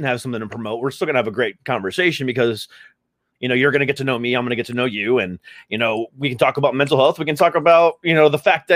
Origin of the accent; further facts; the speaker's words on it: Florida, United States; moved away; my family's from Florida. We're originally from Florida.